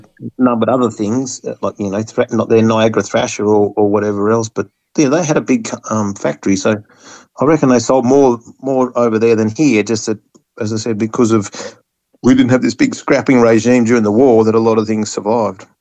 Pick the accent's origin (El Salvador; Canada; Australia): Australia; we're an English colony